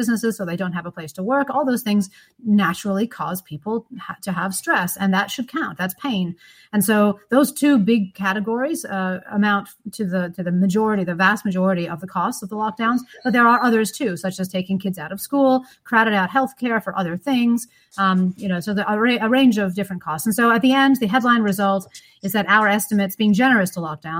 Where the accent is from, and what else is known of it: United States; accent: American; now in Australia